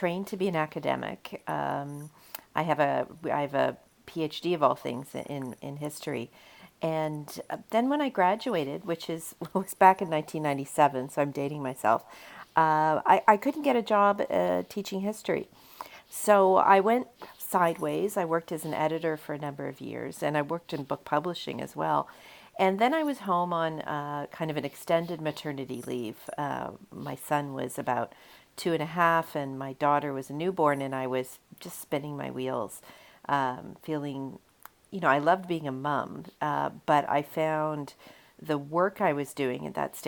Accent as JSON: {"language": "English", "country": "Canada", "said": "I'm a Canadian"}